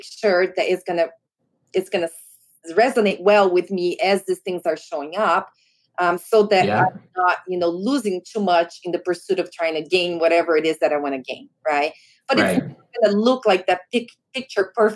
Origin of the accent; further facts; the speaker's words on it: Brazil; moved away; I grew up in Brazil and I rode horses growing up